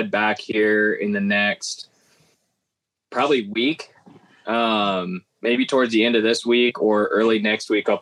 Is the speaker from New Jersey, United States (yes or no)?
no; Nebraska, United States; I'm from Nebraska